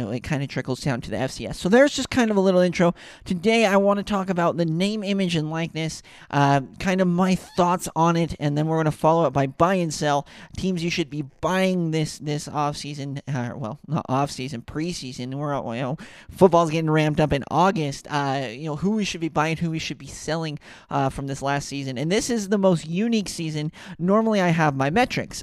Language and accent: English; Ogden, Utah, United States; I grew up in Ogden, Utah, next to Weber State.